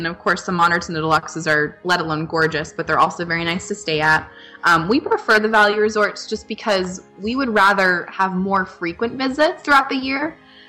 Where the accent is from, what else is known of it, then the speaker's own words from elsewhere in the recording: Florida, United States; My family moved to Florida before I was born, so I was born and raised in Florida, just an hour and a half away from the parks.